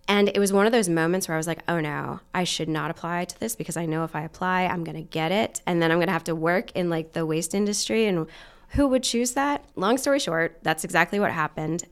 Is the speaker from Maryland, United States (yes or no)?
yes; Western Maryland, United States; moved away as an adult; also born or lived in Virginia / Pennsylvania; now in Muncie, Indiana, United States; I was born in Virginia and spent most of my childhood in Maryland, Western Maryland.